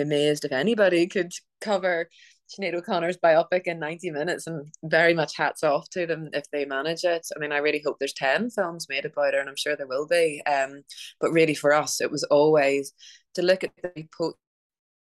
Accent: Belfast, Northern Ireland, United Kingdom; growing up in Belfast during the 80s and 90s

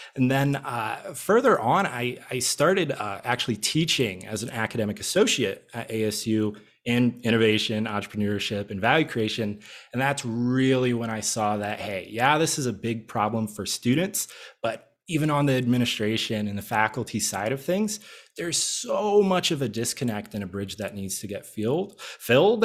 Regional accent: Midwest, United States; now in Arizona, United States; I'm originally from the Midwest

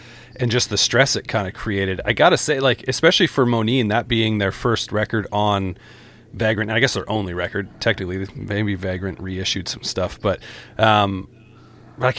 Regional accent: Canada; I'm from Canada

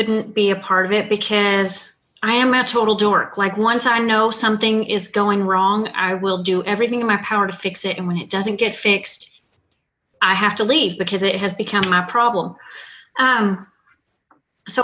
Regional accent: Arkansas, United States; now in Vermont, United States; I grew up in Arkansas

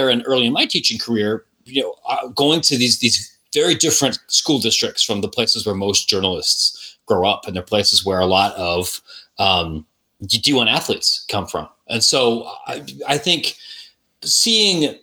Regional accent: Licking County, Ohio, United States; now in Chicago, United States; I grew up in Licking County, Ohio, which is just east of Columbus

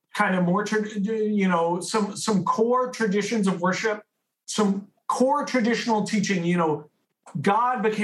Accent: San Francisco, California, United States; I grew up in San Francisco

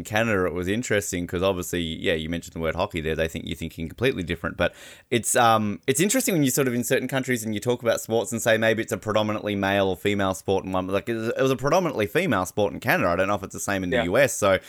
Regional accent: United States; being American

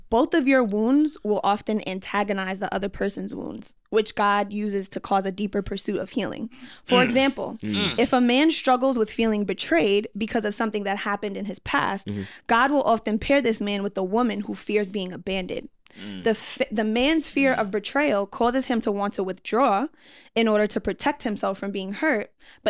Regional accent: Jamaica; I'm West Indian. I'm Jamaican.

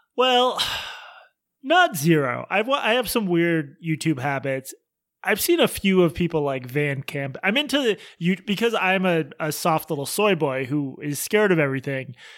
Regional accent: Boston, Massachusetts, United States; our October twenty-fourth show in my hometown at Laugh Boston.

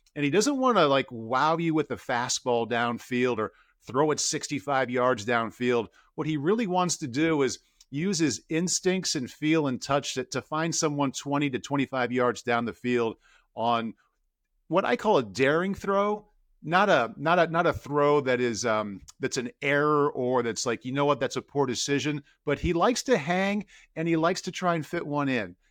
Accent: Iowa City, Iowa, United States; I grew up in Iowa City, Iowa

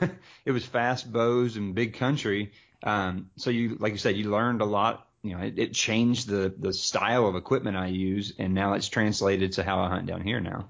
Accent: Texas, United States; moved away; also born or lived in Oregon; I grew up in Texas and hunted South Texas and, you know, all kind of around

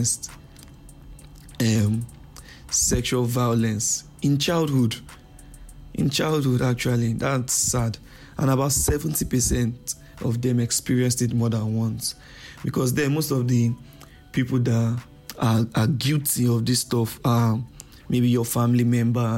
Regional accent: Nigeria; I'm a Nigerian

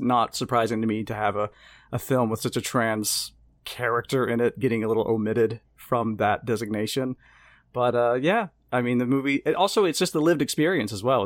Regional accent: Mississippi, United States; moved away as an adult; now in Amsterdam, Netherlands; I am from Mississippi

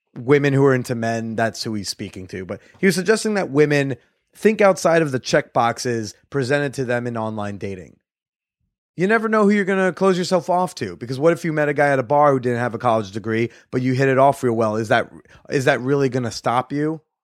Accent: United States; I'm an American

